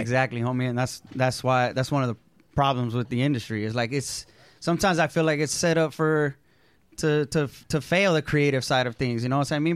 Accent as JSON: {"language": "English", "town": "Oxnard", "region": "California", "country": "United States", "tie": "born or raised there", "also_born_or_lived": "San Fernando Valley, California / San Francisco, California", "moved": "as an adult", "lives_now": "Los Angeles, United States", "said": "I was born in the in, in San Fernando Valley, mm-hmm. and then I mostly grew up in Ventura County, though, like Oxnard, okay. Camarillo area, Ventura"}